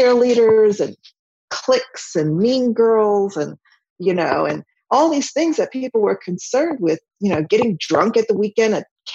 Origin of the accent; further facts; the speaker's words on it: Villanova, Pennsylvania, United States; moved away; also born or lived in France; Villanova is where I grew up. Villanova, Pennsylvania